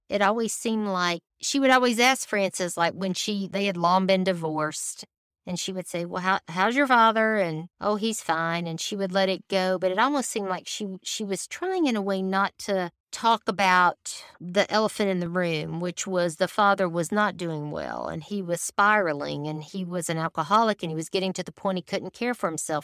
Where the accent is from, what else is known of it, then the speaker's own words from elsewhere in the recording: the South, United States; I was raised in the South